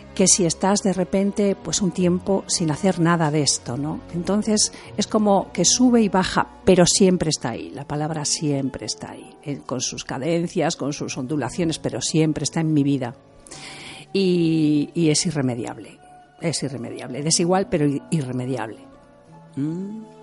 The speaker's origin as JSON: {"language": "Spanish", "town": "Santander", "region": "Cantabria", "country": "Spain", "tie": "born or raised there", "said": "Yo soy de Cantabria, de Santander. Y en Santander, en cuando yo era pequeña, em, había mucho turismo"}